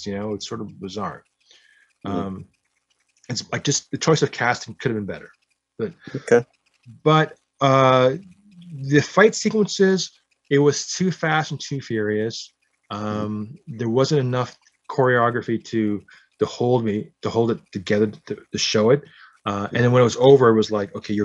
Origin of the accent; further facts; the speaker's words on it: Canada; I was born in Canada.